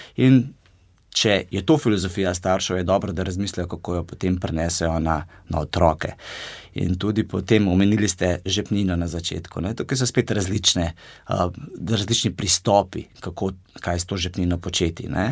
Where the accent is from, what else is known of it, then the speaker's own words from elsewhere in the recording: Gorenjska, Upper Carniola, Slovenia; Sam sem iz Gorenske